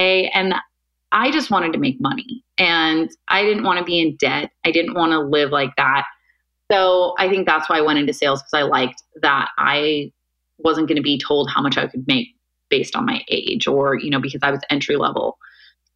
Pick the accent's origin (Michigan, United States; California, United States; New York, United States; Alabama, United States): California, United States; Bay Area, Northern; also born or lived in Irvine, California / San Francisco; My family moved up to Northern California, right here in the Bay Area, which is where I grew up for the most part